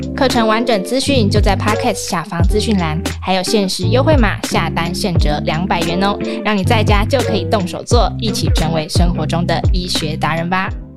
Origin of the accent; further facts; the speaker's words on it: Taiwan; 我们台湾人